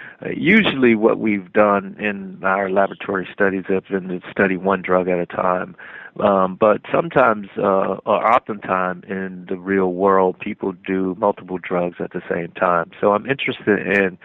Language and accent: English; Miami, Florida, United States; moved away as an adult; I'm from Miami